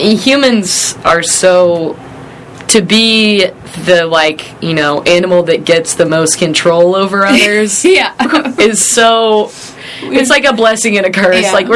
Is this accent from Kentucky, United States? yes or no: no; South Carolina, United States; I'm from South Carolina